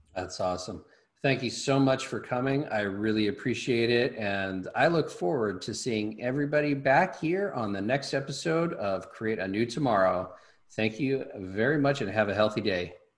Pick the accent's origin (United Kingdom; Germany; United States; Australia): United States; Los Angeles, California; I grew up in Hollywood